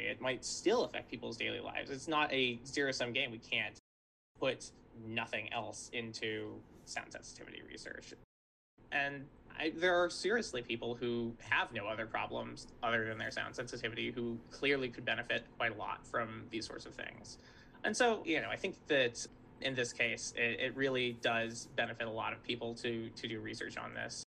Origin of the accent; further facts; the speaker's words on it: Santa Barbara, California, United States; I grew up in Santa Barbara, California